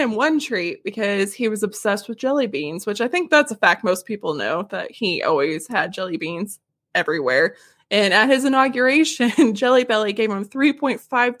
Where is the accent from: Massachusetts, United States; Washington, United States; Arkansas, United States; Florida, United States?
Arkansas, United States; I'm from Arkansas. I've never heard of this before